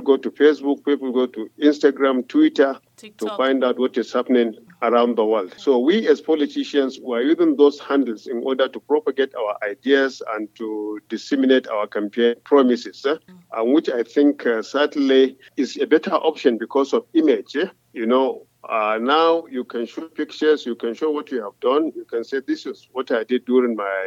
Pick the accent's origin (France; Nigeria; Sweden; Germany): Nigeria; Kano, Kano State; I'm from the center of Kano City.